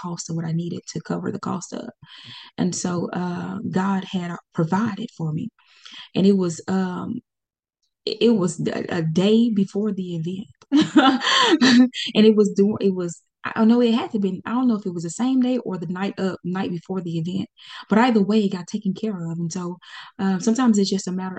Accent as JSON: {"language": "English", "town": "Pine Bluff", "region": "Arkansas", "country": "United States", "tie": "born or raised there", "also_born_or_lived": "Conway, Arkansas", "said": "Pine Bluff, Arkansas. This is my hometown. I was born and raised there, went to school there"}